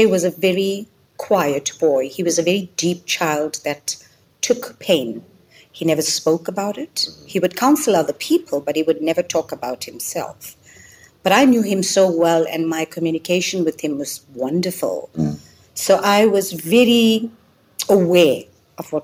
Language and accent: English; Durban, KwaZulu-Natal, South Africa; I am from Durban